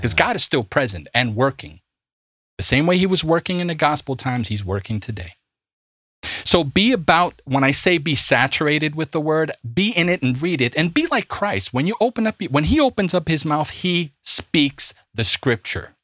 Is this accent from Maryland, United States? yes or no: no; New York City, New York, United States; I'm from Brooklyn